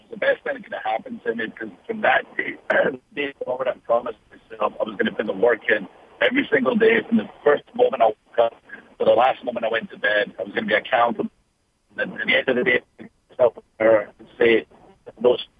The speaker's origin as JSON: {"language": "English", "region": "Scotland", "country": "United Kingdom", "tie": "born or raised there", "moved": "yes", "said": "growing up in Scotland and the sacrifices my family had to make"}